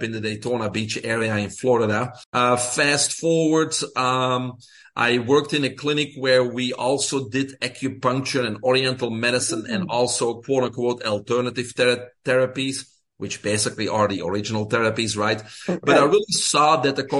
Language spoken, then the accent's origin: English; Belgium; English is a second language; moved away as an adult; I'm originally from Belgium, small country in Europe